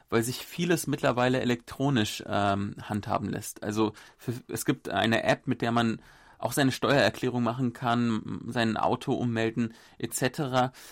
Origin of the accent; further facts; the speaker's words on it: Berlin, Germany; now in South Korea; Vielleicht auch ein Sonderfall, ich komme ja aus Berlin.